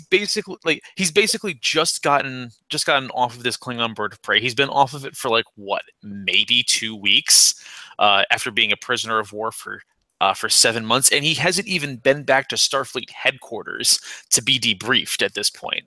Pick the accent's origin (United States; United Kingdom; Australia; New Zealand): United States; Naugatuck, Connecticut; i'm from naugatuck connecticut which is like 30 miles outside of new haven